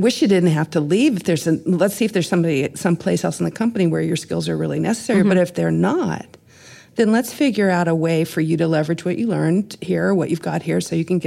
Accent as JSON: {"language": "English", "region": "Texas", "country": "United States", "said": "I'm Texan."}